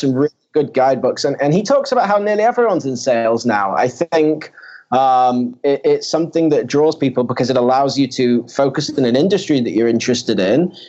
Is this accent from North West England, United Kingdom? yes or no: yes; Manchester, North West England, United Kingdom; now in Tel Aviv, Israel; I'm actually from uh, Manchester in the UK